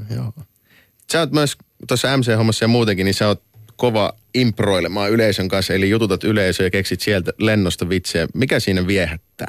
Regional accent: Oulu, North Ostrobothnia, Finland; tuolla meillä Oulussa

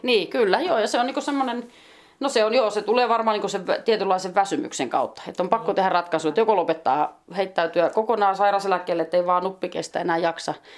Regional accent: west coast, Finland; moved away as an adult; also born or lived in Hollola; now in Juuka, Finland; Ja länsirannikolta mä oon niin kotosi.

